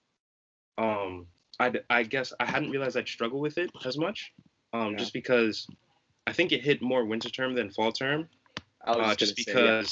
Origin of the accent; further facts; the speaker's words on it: Northeast, United States; moved away; growing up in the Northeast